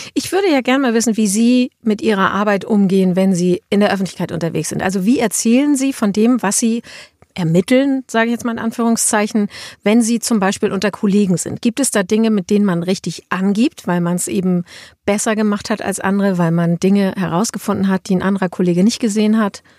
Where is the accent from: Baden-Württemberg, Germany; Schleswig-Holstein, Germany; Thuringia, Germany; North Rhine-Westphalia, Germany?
Schleswig-Holstein, Germany; wir sind ja beide Schleswig-Holsteiner